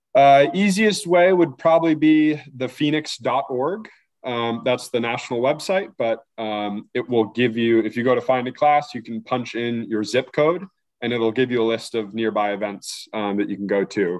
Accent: North Hampton, New Hampshire, United States; also born or lived in Boston; I'm originally from Northampton, New Hampshire.

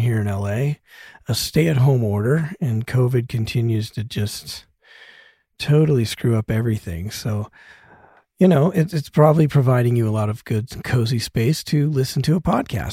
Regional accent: Denver, Colorado, United States; now in Los Angeles, United States; I grew up in Denver

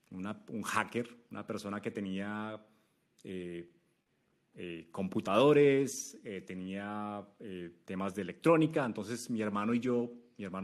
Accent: Manizales, Caldas, Colombia; moved away as an adult; yo me fui a Chile, yo soy colombiano de una ciudad que se llama Manizales, en, las montañas de Colombia. Me fui a Chile eh, una vez eh, me gradué de la universidad como ingeniero de sistemas.

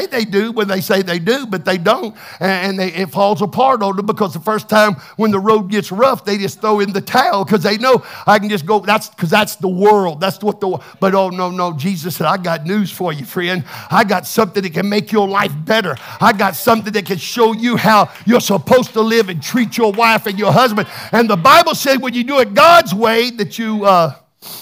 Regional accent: Texas, United States; I'm from Texas

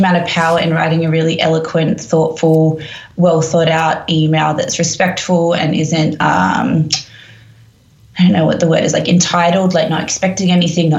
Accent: Perth, Western Australia, Australia; also born or lived in Sydney; now in London, United Kingdom; I moved to Sydney from Perth, where I grew up

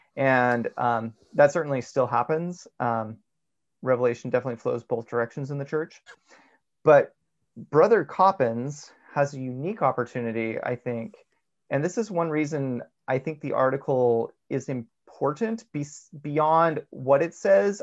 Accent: United States; as American Mormons

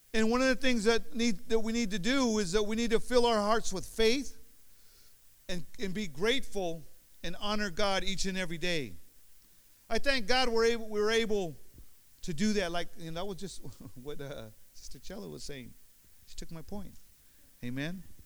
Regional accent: Union City, California, United States; also born or lived in Oakland, California; I was born in Oakland now. I lived in Oakland until I was like four years old, five years old. We moved to over, over here to Union City

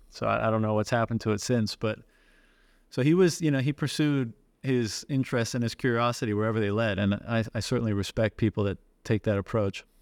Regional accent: Newfoundland and Labrador, Canada; I'm from Newfoundland

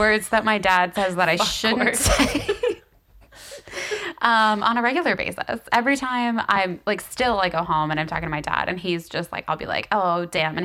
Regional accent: the South, United States; I am from the south, but I have family in Ohio

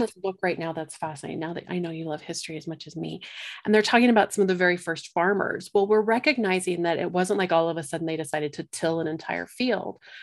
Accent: Colorado, United States; I, um, live in Colorado, born and raised in Colorado

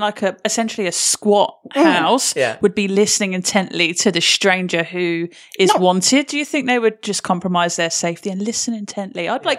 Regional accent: England, United Kingdom; I mean, for me, being English as well

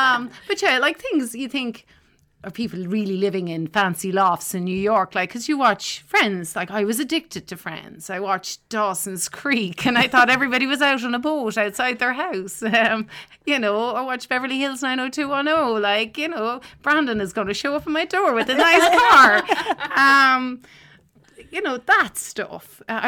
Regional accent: Douro, Ireland; go home to Douro. And my hometown is, well, now it's so idyllic, right? When you're growing up there, it's just where you live.

